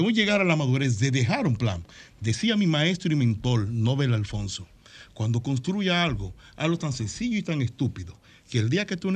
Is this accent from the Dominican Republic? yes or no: yes; Dominican Republic; Este hermano mío, lo hago como dominicano.